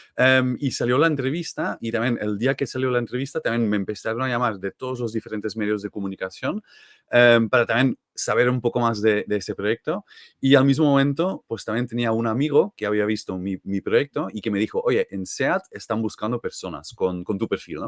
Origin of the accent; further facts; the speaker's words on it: Belgium; Spanish is a second language; moved away as an adult; now in Barcelona, Spain; no soy de aquí de toda la vida, así que yo soy de Bélgica